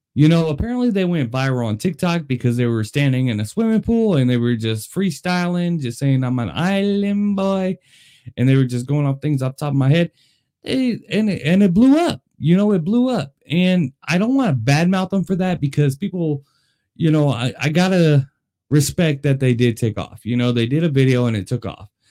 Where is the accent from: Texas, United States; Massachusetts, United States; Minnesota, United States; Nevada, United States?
Nevada, United States; Las Vegas; I am born and raised in Las Vegas